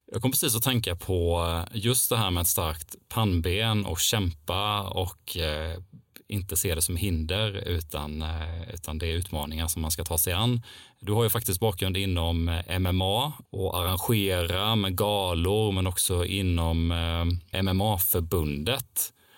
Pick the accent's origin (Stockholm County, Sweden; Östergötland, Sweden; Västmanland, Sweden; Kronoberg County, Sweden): Kronoberg County, Sweden; Älmhult; jag kommer ju till och med från entreprenörsmäckat Älmhult